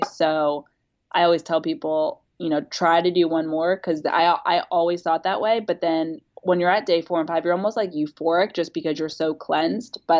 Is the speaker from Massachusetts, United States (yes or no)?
no; Huntersville, North Carolina, United States; we're both from Huntersville, North Carolina, which like if you're not from Charlotte, you don't know of Huntersville, North Carolina. So we both started in this teeny small suburban um, North Carolina town